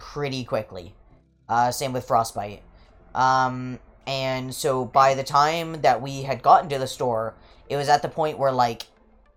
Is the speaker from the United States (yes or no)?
no; Canada; I'm from Canada